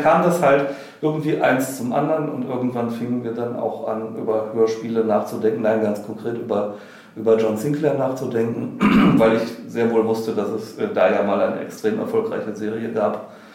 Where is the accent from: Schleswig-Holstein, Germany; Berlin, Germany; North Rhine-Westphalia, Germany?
North Rhine-Westphalia, Germany; Wuppertal; ich komme vom Plattenland äh, aus Wuppertal